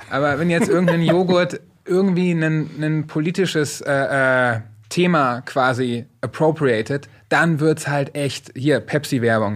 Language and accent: German; Paderborn-Detmold, North Rhine-Westphalia, Germany; Die Sparkasse Paderborn Detmold, wo ich aufgewachsen bin